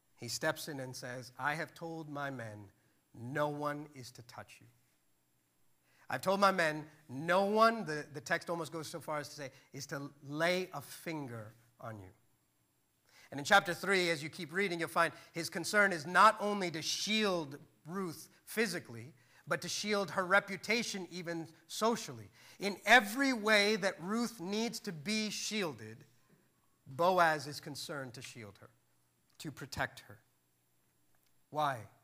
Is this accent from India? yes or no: yes; India; I'm Indian